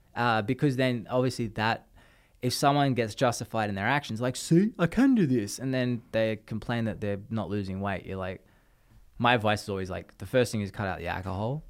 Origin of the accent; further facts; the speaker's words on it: Australia; now in United States; as an Australian